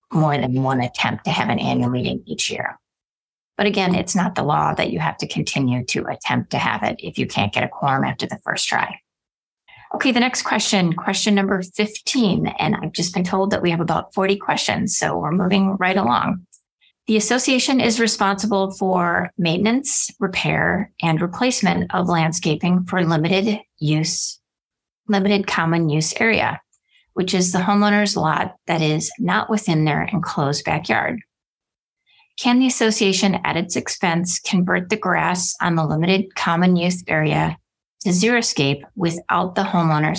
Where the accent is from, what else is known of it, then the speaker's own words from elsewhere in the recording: Wisconsin, United States; now in Arizona, United States; I'm from Wisconsin